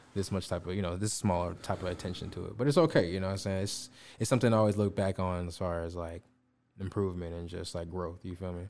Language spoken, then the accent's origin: English; Chicago, Illinois, United States; I'm from the Chicago area